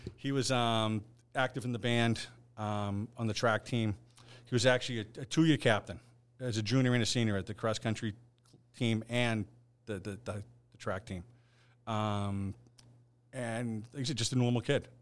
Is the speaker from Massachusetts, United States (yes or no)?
yes; Hingham, Massachusetts, United States; my next door neighbor growing up in Hingham was a Boston police officer